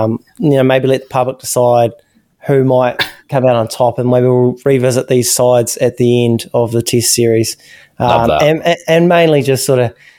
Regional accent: New Zealand

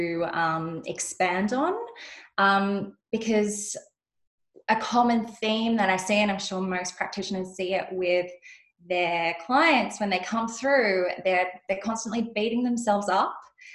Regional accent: Sydney, New South Wales, Australia; also born or lived in Western Australia; I'm from Sydney, but I was living in Western Australia

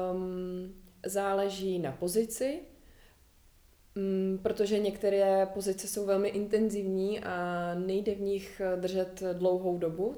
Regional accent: Prague, Czechia; jsem zvyklá žít ve městě, narodila jsem se v Praze

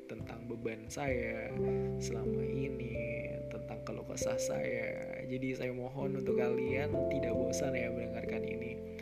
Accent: Wonogiri, Central Java, Indonesia; born there; saya lahir di Wonogiri Jawa Tengah 23 Desember 1994

